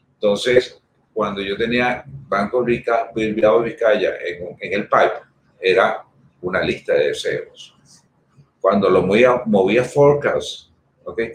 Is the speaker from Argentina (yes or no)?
no; Venezuela; yo soy español. Yo nací en Venezuela por circunstancias, pero los genes míos completicos son españoles